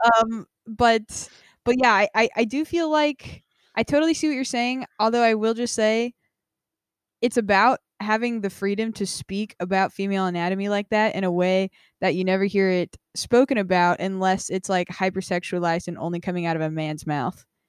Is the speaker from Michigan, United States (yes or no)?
no; Nevada, United States; also born or lived in Vermont; now in San Diego, United States; I am from Nevada